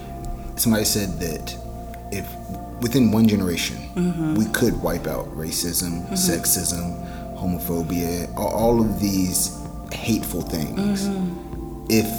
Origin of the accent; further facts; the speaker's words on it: Durham, North Carolina, United States; also born or lived in Charlotte; I grew up in Durham.